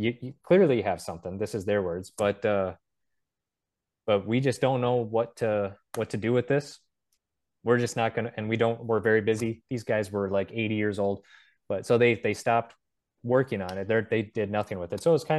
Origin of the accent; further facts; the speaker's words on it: North Dakota, United States; I think like back in the day, like even in my home state of North Dakota, you can't go down any county road without seeing a sign that says silo site.